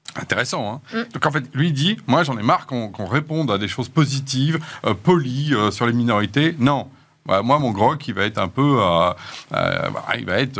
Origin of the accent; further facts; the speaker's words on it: France; en tant que Français